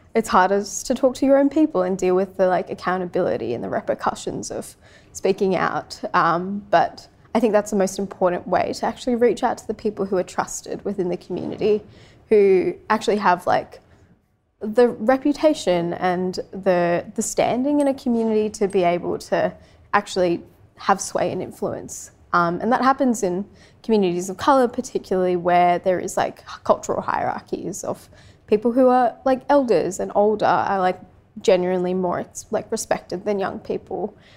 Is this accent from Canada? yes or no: no; Sydney, New South Wales, Australia; also born or lived in Francistown, Botswana; growing up in Western Sydney